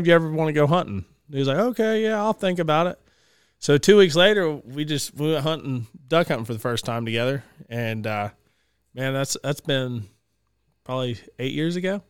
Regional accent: Cherokee County, Georgia, United States; I grew up in Cherokee County, Addo-, went to Addo High School

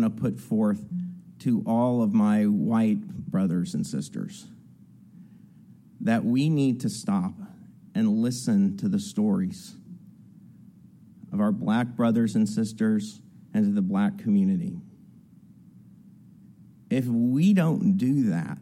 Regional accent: New Orleans, Louisiana, United States; I grew up in New Orleans, in Algiers. It's on the West Bank, New Orleans

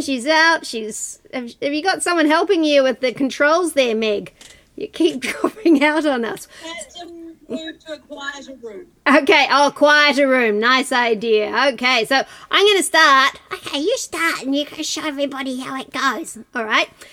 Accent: New Zealand; we're all from Aotearoa, New Zealand here tonight

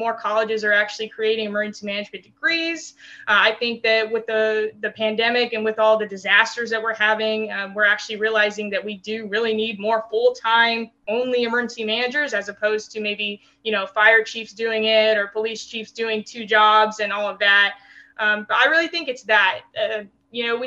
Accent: New Mexico, United States; also born or lived in Texas; now in Maryland, United States; I grew up in New Mexico, so we didn't have any sports teams

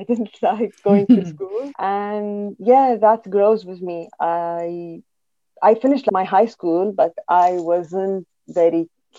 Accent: Syria; moved away as an adult; now in United Kingdom; my two worlds are Syria and UK. I lived my whole life in Syria. And UK now, I came here, settled with my children, and they grow here. I'm working here. I've never worked in my country

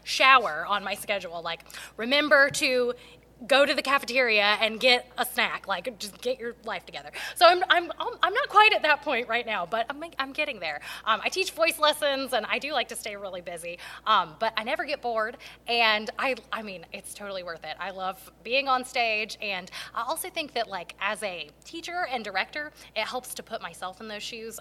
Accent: Garner, North Carolina, United States; I grew up in Garner

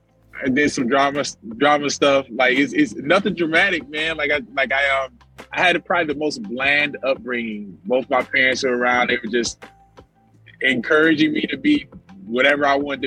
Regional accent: Detroit, Michigan, United States; Yeah, Detroit.

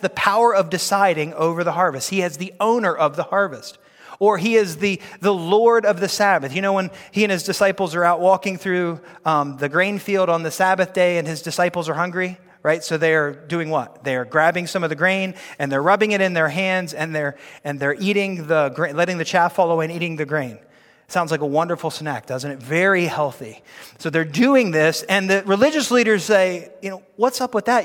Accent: United States; we are kingdom people before we are American people

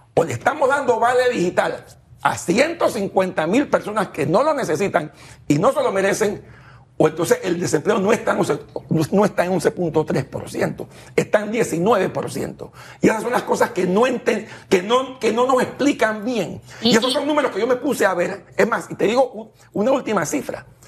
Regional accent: Panama; como panameños

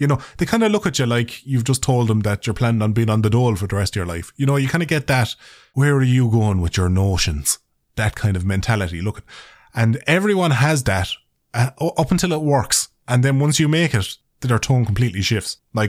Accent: Ireland; accent: Irish; I think as far as accents go, like Irish accents, I think my accent is fairly neutral.

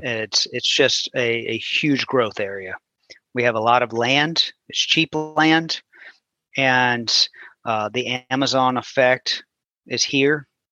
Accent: New Orleans, Louisiana, United States; moved away as an adult; also born or lived in Houston; I grew up in New Orleans, and in right. 2005, we got hit with Hurricane Katrina

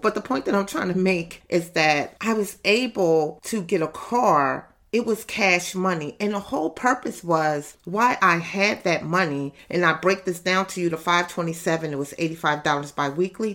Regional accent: Camden, New Jersey, United States; I'm from Camden, New Jersey

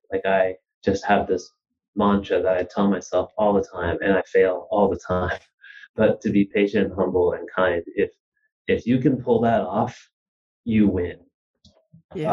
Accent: Wichita, Kansas, United States; moved away as an adult; also born or lived in New Jersey / Kazakhstan / Russia / Spain; I was born in New Jersey. I grew up in Wichita, Kansas

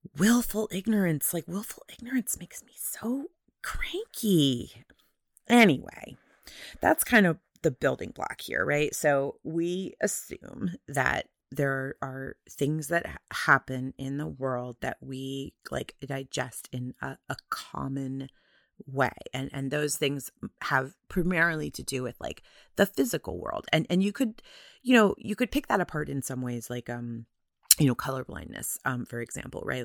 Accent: United States; I am an American

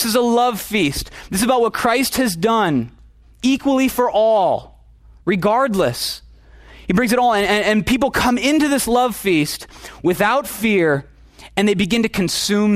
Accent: Minnesota, United States; I'm from Minnesota

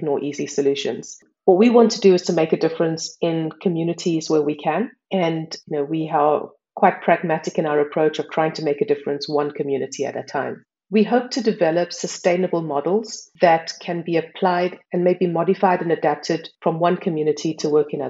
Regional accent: South Africa; moved away as an adult; now in Switzerland; I'm South African. I've been living in Switzerland for more than 10 years

